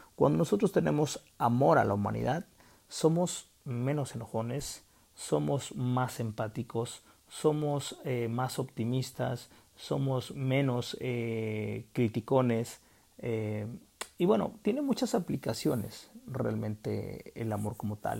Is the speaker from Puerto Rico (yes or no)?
no; Mexico; en mi país, que es México